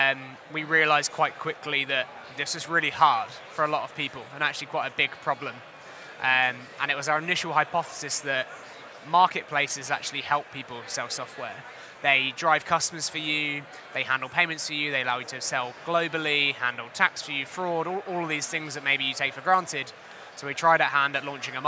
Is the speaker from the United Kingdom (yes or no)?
yes; Hertfordshire, East of England, United Kingdom; I was born and raised in Hertfordshire